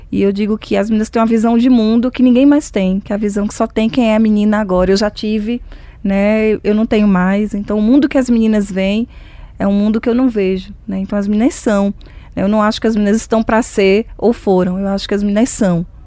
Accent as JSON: {"language": "Portuguese", "region": "Northeast Region", "country": "Brazil", "said": "enquanto negra, enquanto mulher, enquanto nordestina"}